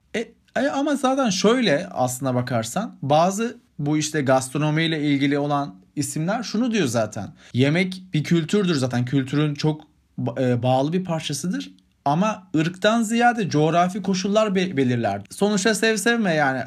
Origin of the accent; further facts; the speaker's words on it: Sivas Province, Turkey; bir Sivaslı olarak